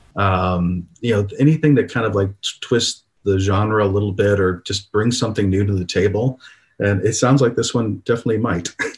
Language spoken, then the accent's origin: English; Toledo, Ohio, United States; Born and raised in Toledo, graduated from the University of Toledo